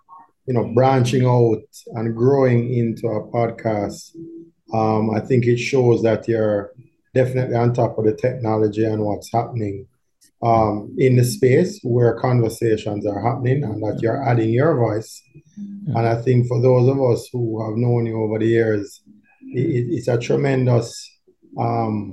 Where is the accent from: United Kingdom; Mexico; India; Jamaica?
Jamaica; Kingston; also born or lived in Barbados / Cuba; I grew up in Kingston 8, as Kingston 8 as it gets